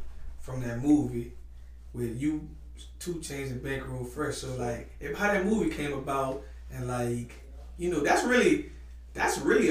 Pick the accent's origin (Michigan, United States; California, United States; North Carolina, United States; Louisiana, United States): Louisiana, United States; New Orleans; I'm from New Orleans